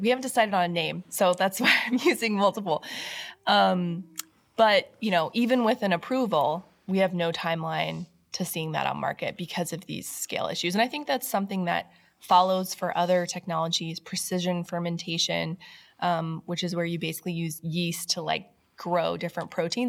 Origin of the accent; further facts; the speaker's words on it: Washington, United States; moved away; my home state of Washington State